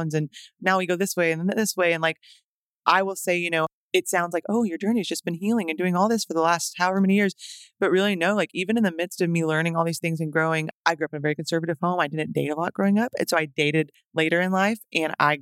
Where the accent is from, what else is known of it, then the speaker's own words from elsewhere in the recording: Tyler, Texas, United States; moved away as an adult; also born or lived in Romania; now in Nashville, United States; I grew up in Tyler, Texas mostly, but we went to Romania for 2 years